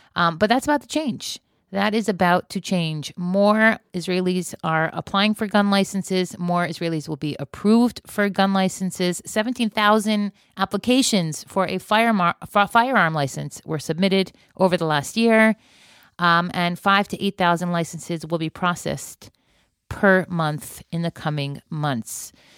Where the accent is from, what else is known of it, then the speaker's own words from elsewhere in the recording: Florida, United States; moved away; I grew up in Florida